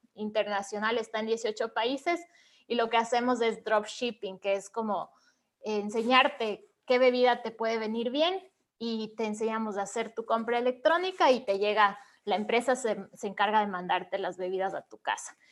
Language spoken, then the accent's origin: Spanish; Ibarra, Imbabura, Ecuador; Yo también soy de Ecuador, soy de una ciudad que se llama Ibarra, que es más pequeñita que Quito